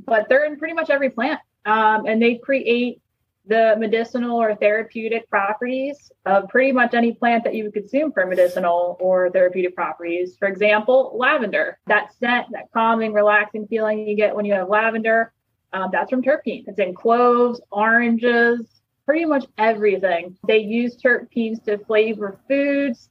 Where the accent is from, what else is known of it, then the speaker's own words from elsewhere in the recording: Delaware County, Chester County, Pennsylvania, United States; moved away as an adult; now in Delaware, United States; I grew up in Delaware County, Pennsylvania, in Chester County, Pennsylvania. I've just recently moved to Delaware